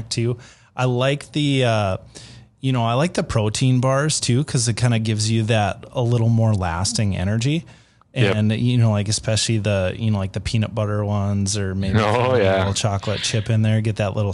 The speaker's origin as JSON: {"language": "English", "region": "Minnesota", "country": "United States", "tie": "born or raised there", "moved": "yes", "lives_now": "North Dakota, United States", "said": "I grew up in Minnesota"}